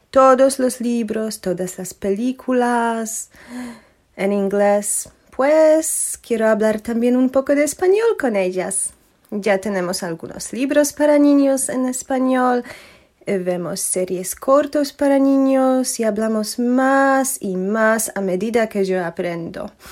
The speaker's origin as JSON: {"language": "Spanish", "country": "Poland", "second_language": "Spanish", "said": "vivo en Polonia, como Paco, ¿no? Pero soy polaca, original."}